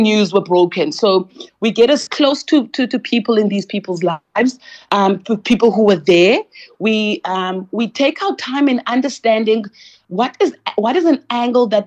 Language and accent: English; East London, Eastern Cape, South Africa; my hometown in East London